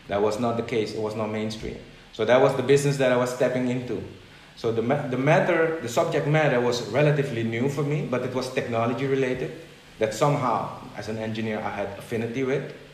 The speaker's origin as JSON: {"language": "English", "country": "Netherlands", "moved": "yes", "said": "So I came from the Netherlands to an event here."}